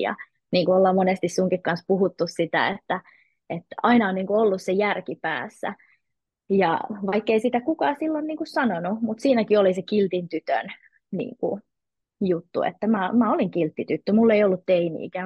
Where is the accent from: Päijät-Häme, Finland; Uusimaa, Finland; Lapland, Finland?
Uusimaa, Finland; Helsinki; moved away as an adult; mä oon syntynyt Helsingissä ja siellä tietenkin mekin ystävystyttiin ja 20-vuotiaaksi asti asuin Helsingissä.